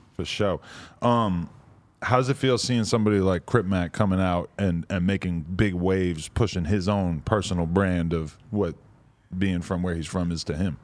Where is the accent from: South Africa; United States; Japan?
United States; East Coast; now in Los Angeles, United States; I'm from the East Coast where we just say son